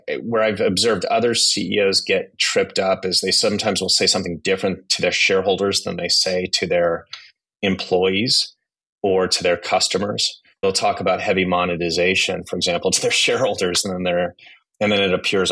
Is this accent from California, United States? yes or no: yes; Silicon Valley, California, United States; moved away as an adult; also born or lived in Japan / South Korea; I grew up in Silicon Valley